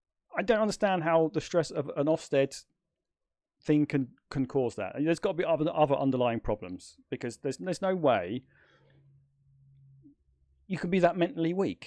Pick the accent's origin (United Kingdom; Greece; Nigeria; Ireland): United Kingdom; I would say second to none, but then of course I'm British, so yeah. I'm biased.